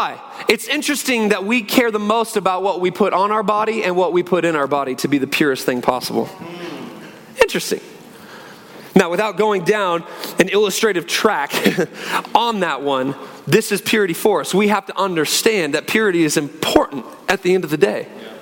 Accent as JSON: {"language": "English", "region": "Northwest Washington", "country": "United States", "tie": "born or raised there", "also_born_or_lived": "Phoenix", "moved": "as an adult", "said": "We grew up in Northwest Washington, beautiful area, rainy, trees everywhere."}